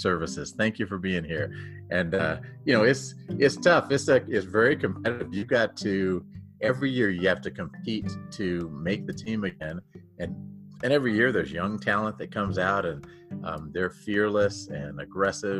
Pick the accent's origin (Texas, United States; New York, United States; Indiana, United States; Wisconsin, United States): Texas, United States; moved away as an adult; now in Denver, United States; I grew up down in Texas, but I came here to Denver in 1991 to play for the Denver Broncos